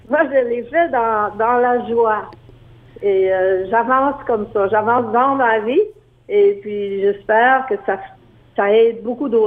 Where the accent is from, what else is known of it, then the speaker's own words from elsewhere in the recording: Acadian Peninsula, New Brunswick, Canada; Les Acadiens sont encore ciblés parce qu'à chaque année, il y a tout le temps des, euh, des orangistes qu'on appelle chez nous au